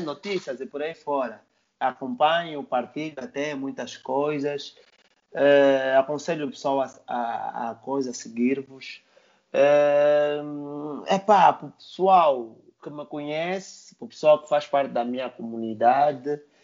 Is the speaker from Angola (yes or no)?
yes; Angola